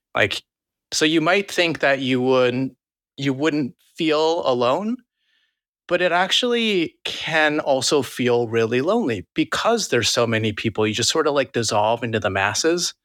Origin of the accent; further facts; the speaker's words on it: New Jersey suburbs, United States; also born or lived in Queens, New York City / New York City; I was born and raised in Queens, and then at, like, seven years old, my family moved over to New Jersey.